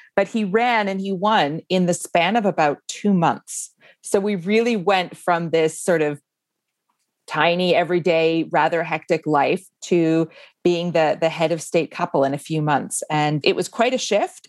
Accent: Canada; moved away as an adult; now in Iceland; foreign born, like I am, I grew up in Canada

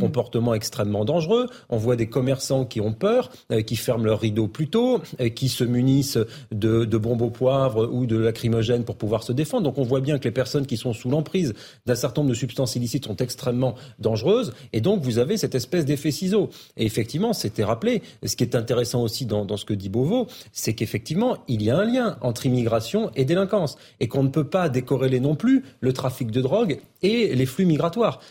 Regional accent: Bordeaux, Nouvelle-Aquitaine, France; je connais bien Bordeaux. Moi, quand j'ai grandi à Bordeaux

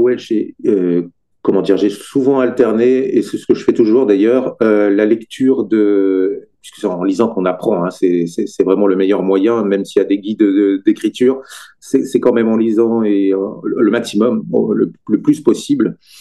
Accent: Brittany, France; moved away as an adult; now in Sarthe, France; je suis originaire de Bretagne

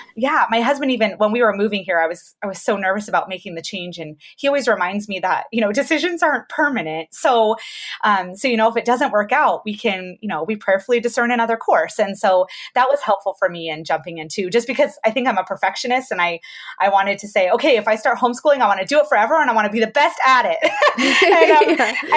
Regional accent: Georgia, United States; moved away as an adult; also born or lived in Colorado / Florida / California; we just moved to Georgia, where all of my family lives. Um, oh, okay. But yeah, but I haven't actually lived here since high school

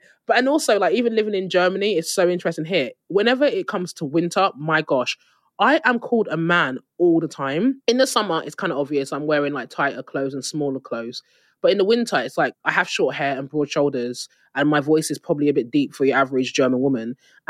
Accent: Nigeria; obviously being Nigerian, in like a lot of West African countries.

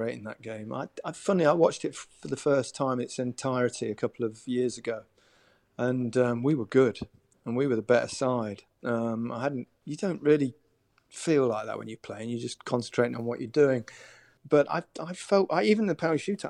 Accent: Leicester, East Midlands, United Kingdom; also born or lived in Merseyside; my hometown, Leicester

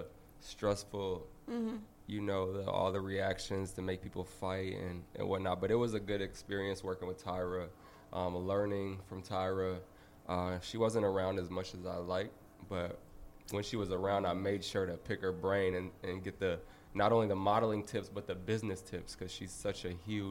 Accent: Minnesota, United States; now in Los Angeles, United States; I live here. I'm from Minnesota.

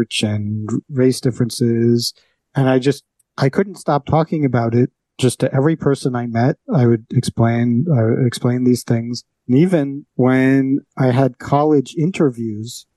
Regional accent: New York City, New York, United States; I grew up on the Upper West Side of Manhattan, one of the world headquarters of political correctness

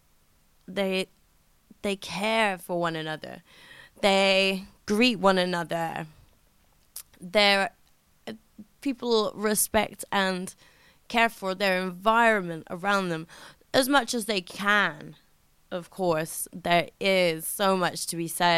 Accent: United Kingdom; as a British person

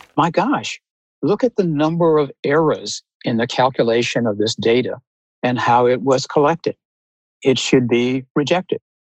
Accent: Tulsa, Oklahoma, United States; moved away; also born or lived in Virginia / Austin, Texas; I grew up in Tulsa, Oklahoma

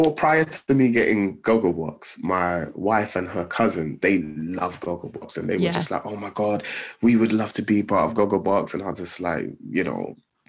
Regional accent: London, United Kingdom; I grew up in Tottenham

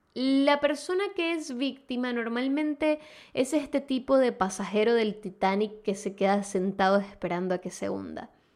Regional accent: Venezuela; moved away; ambas somos de Venezuela

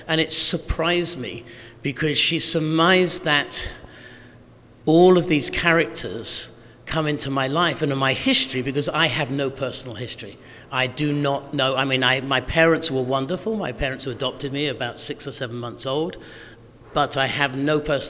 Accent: Northern England, United Kingdom; moved away; also born or lived in Yorkshire; I grew up in Northern England

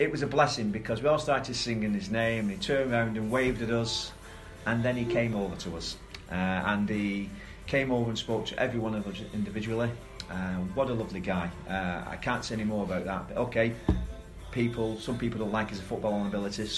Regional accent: Bolton, North West England, United Kingdom; moved away as an adult; now in Malta; I'm a Boltonian. I'm from Lancashire, born and bred Lancashire lad.

